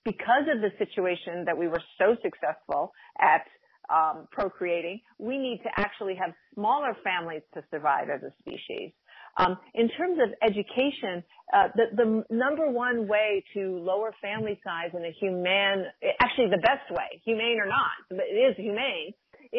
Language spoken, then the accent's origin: English; Cornwall, Connecticut, United States; also born or lived in New York City; I grew up in a small town of Cornwall, Connecticut. There were 1,200 people. That's where I spent, you know, basically most of my youth. I was born in New York City, but I spent most of my youth in Connecticut.